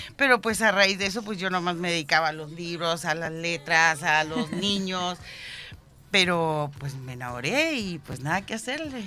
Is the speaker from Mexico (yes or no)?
yes; Lázaro Cárdenas, Michoacán, Mexico; now in Chile; somos de Michoacán, de México, de Ciudad Lázaro Cárdenas, puntualmente.